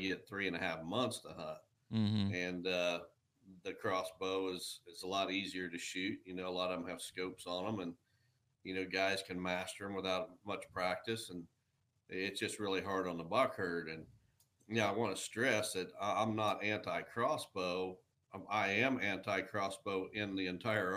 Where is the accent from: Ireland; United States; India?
United States; Illinois; My home state of Illinois